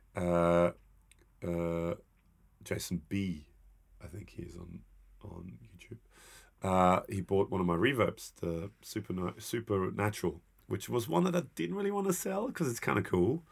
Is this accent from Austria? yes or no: yes; Austria; I'm from Austria